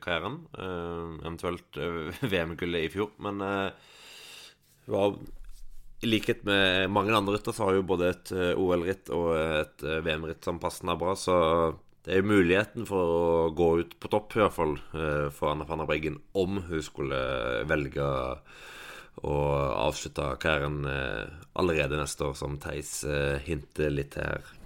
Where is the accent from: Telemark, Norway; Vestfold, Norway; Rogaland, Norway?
Rogaland, Norway; Stavanger; now in Oslo, Norway; hjemme i Stavanger